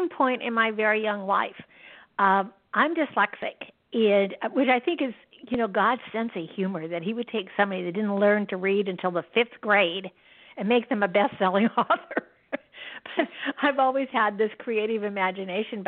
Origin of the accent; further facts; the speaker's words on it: Yakima, Washington, United States; I was born and raised in Yakima, Washington, which is right in the center of Washington State